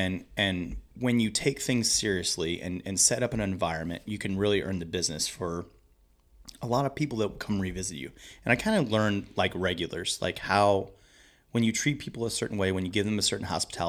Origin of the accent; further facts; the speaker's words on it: Maryland Heights, Missouri, United States; I mean, I'm from Maryland Heights. When me and my wife got married, I wanted to live in St. Louis County.